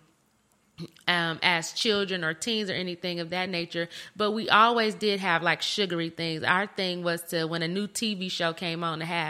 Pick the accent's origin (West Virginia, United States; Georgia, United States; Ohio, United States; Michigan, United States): Michigan, United States; Flint; also born or lived in Grand Blanc, Michigan; I'm from Michigan. I'm from Flint, Michigan